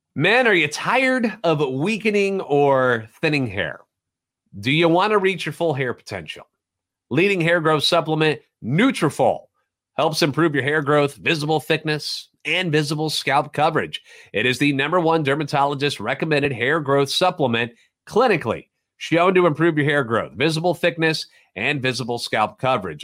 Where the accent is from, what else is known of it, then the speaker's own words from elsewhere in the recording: St. Louis, Missouri, United States; Born and raised in the Louvre and a lifetime Cardinals fan.